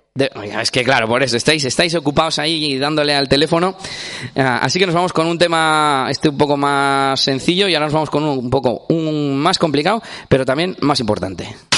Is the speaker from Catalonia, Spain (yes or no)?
no; Espinosa de los Monteros, Castile and León, Spain; vengo de, bueno, de Burgos, de Burgos, porque yo soy de Burgos, eh, de Espinosa de los Monteros concretamente.